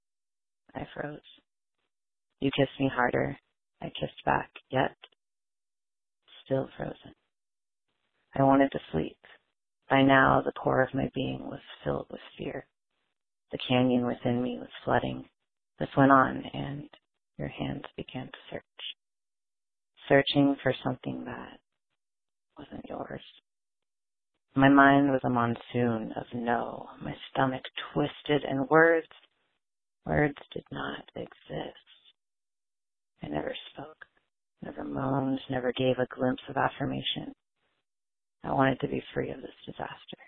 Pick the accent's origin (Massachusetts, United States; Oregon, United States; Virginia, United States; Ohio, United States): Oregon, United States; Portland; I'm from Portland, Oregon